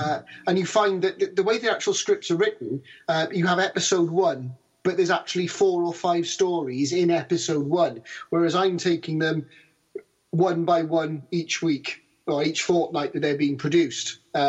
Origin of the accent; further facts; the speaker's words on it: Australia; I'm Australian.